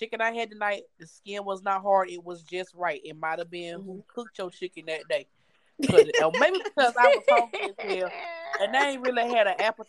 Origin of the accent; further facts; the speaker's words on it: the South, United States; I'm from the South